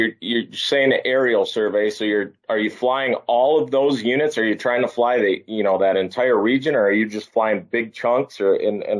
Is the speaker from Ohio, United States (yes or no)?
no; South Dakota, United States; I'm from Roberts County